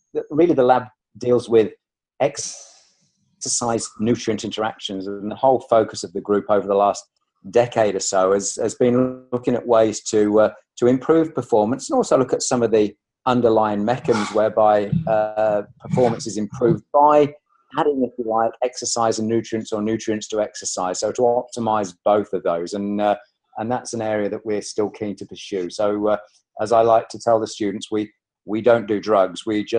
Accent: Leicester, East Midlands, United Kingdom; born there; ironically, as I was born in Leicester

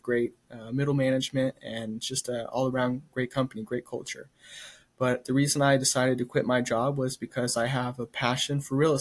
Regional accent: Stephenville, Texas, United States; moved away as an adult; now in Dallas, United States; Stephenville will always be my hometown, but Dallas is home

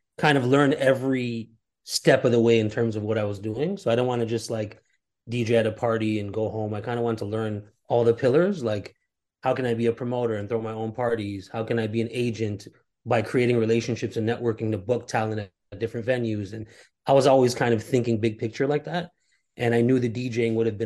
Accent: Toronto, Ontario, Canada; I was born and raised in Toronto

